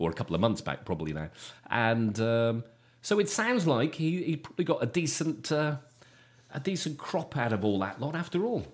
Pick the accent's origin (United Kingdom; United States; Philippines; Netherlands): United Kingdom; Shropshire, West Midlands; coming from, um, from Shropshire when I was a kid